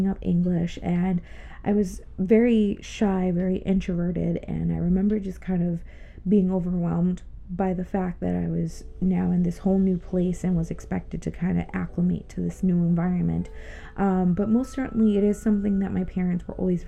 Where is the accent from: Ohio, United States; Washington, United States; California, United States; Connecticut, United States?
Connecticut, United States; also born or lived in Ponce, Puerto Rico; we moved to New England, Connecticut to be exact, back when I was eight, turning almost 9 years old